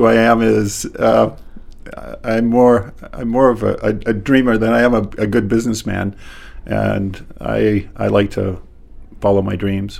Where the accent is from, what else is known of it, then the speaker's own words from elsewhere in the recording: Gardiner, Maine, United States; I grew up in Gardner, Maine. My dad's family has been in this country since the Mayflower, and the first Hathaway came right after the Revolutionary War